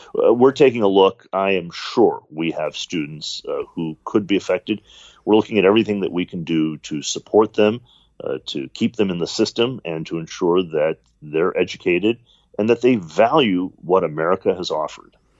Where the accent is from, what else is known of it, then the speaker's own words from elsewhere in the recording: Detroit, Michigan, United States; I'm an American. I was born here in the United States, grew up in Detroit